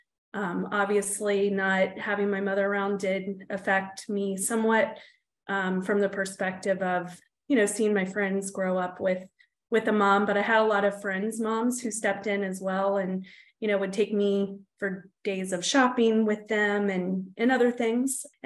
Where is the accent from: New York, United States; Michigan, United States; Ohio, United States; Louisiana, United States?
Ohio, United States; Newark; I was born in Newark, Ohio.